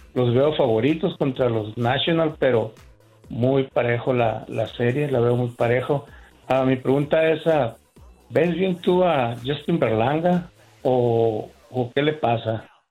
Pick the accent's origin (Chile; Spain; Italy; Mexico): Mexico; Culiacán, Sinaloa; now in Phoenix, United States; Yo soy de Culiacán